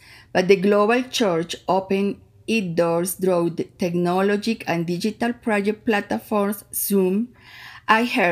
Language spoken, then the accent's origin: English; Colombia; I am from Colombia.